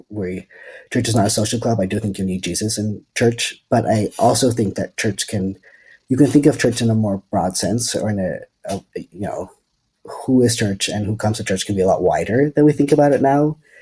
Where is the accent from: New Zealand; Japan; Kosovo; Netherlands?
Netherlands; moved away as an adult; also born or lived in California, United States; now in Berkeley, United States; I'm originally from the Netherlands, and I moved to the States in 2013, and then to California in 2015